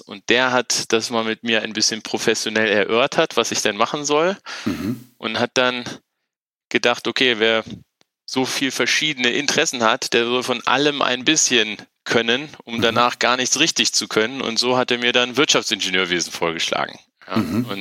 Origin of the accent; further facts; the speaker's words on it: Wolfenbüttel, Lower Saxony, Germany; moved away as an adult; also born or lived in Tehran, Iran / Rhine-Main region; Bin dann in der in Norddeutschland aufgewachsen, in einer kleinen Stadt namens Wolfenbüttel